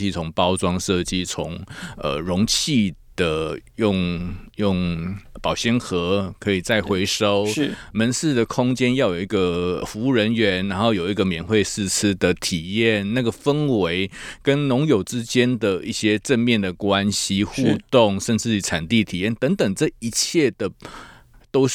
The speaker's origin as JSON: {"language": "Chinese", "town": "Tainan", "country": "Taiwan", "said": "因为我是台南人嘛"}